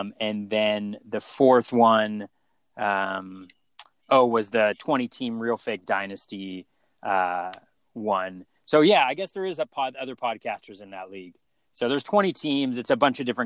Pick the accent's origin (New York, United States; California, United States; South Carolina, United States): California, United States; Northern; I grew up in Northern California